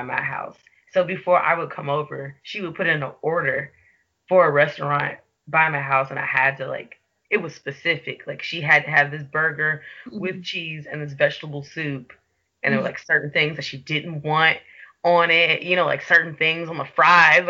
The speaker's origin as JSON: {"language": "English", "town": "Chicago", "region": "Illinois", "country": "United States", "moved": "yes", "lives_now": "Portland, United States", "said": "I live in Portland, Oregon, but I'm originally from Chicago, Illinois."}